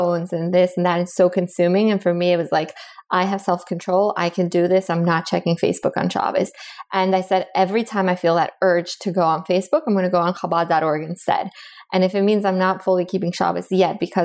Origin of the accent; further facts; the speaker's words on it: Miami, Florida, United States; moved away as an adult; also born or lived in Bogota, Colombia; now in Boston, United States; I was born in Colombia in South America. I grew up in Miami